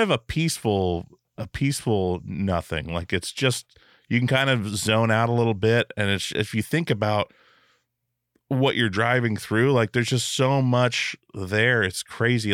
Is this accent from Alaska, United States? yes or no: yes; Alaska, United States; now in Portland, United States; I grew up in Alaska